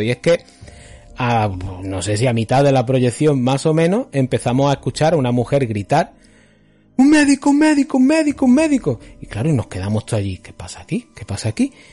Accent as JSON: {"language": "Spanish", "town": "Málaga", "region": "Andalusia", "country": "Spain", "tie": "born or raised there", "said": "nos criamos en el Five Point de, Málaga"}